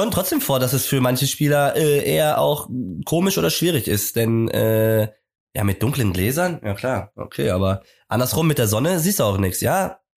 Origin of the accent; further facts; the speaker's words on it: Bavaria, Germany; now in Hamburg, Germany; aber ich komme aus Bayern. Nee, ich komme gar nicht aus Bremen, stimmt.